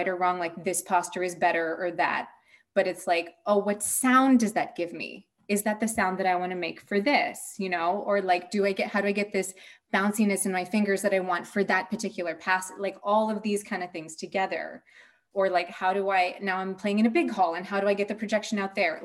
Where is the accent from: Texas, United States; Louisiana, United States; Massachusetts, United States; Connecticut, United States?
Massachusetts, United States; also born or lived in United Kingdom / Denmark; now in Sweden; I'm from Massachusetts and I live in Sweden